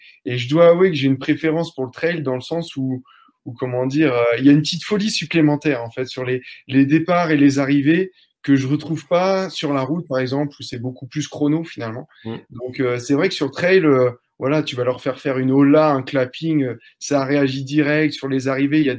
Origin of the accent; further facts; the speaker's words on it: Normandy, France; J'ai 30 ans. Donc, moi, je suis, un, je suis ton voisin. Je suis normand.